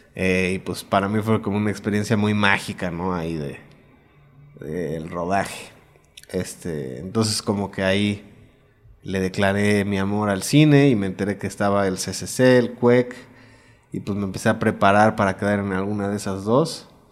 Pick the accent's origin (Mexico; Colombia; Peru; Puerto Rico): Mexico; also born or lived in Puebla; Nací aquí, me fui allá después de primero de secundaria, como a los 13, 14 años. Y me regresé terminando la prepa para acá.